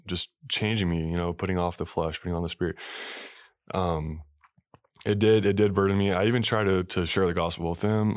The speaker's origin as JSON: {"language": "English", "town": "Salt Lake City", "region": "Utah", "country": "United States", "tie": "born or raised there", "said": "I was born in Salt Lake City, Utah, Mormon, capital of the world"}